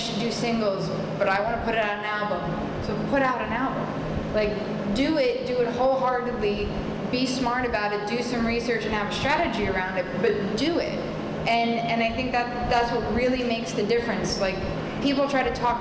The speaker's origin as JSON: {"language": "English", "region": "New York", "country": "United States", "said": "I'm from New York, we have a couple of terms we tend to use"}